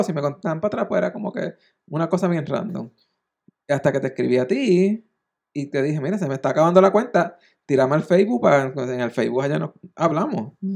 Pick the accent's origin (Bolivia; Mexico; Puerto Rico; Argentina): Puerto Rico; Naguabo; yo soy de Naguabo, yo viví en Naguabo